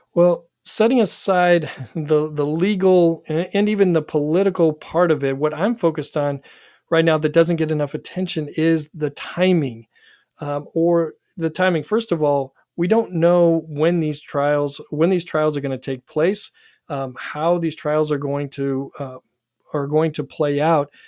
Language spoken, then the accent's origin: English; Dallas, Oregon, United States; And I grew up in Dallas, Oregon, which is in uh, Oregon's new 6th district.